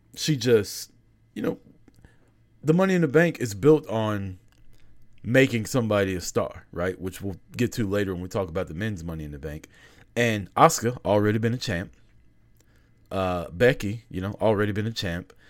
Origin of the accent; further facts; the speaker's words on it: Atlanta, Georgia, United States; I'm from Atlanta, right? Live in Atlanta